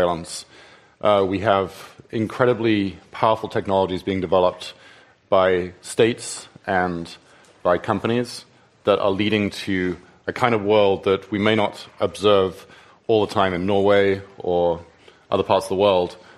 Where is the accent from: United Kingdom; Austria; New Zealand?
United Kingdom; England; moved away; in England, my home country